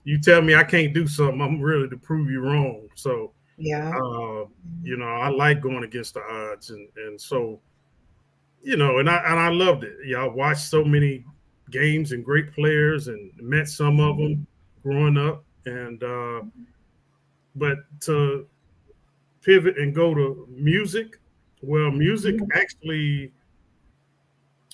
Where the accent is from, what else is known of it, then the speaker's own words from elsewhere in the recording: Louisville, Kentucky, United States; Louisville, my hometown